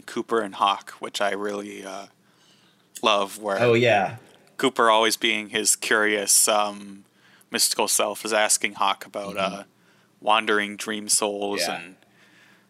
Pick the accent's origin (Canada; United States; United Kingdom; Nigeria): Canada; I noticed as a Canadian